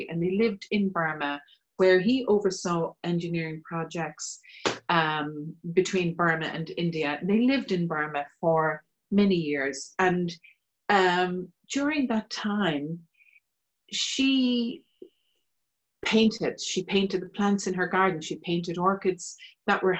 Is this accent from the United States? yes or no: no; Kilkenny, Leinster, Ireland; And I grew up in Kilkenny. I'm living in Kilkenny now